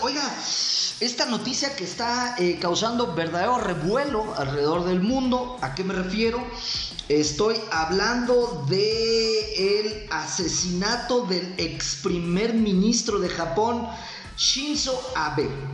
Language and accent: Spanish; Michoacán, Mexico; usted y yo aquí como mexicanos y más como michoacanos